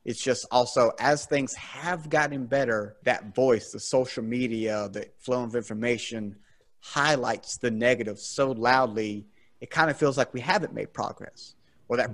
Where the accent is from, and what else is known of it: South Carolina, United States; born or raised there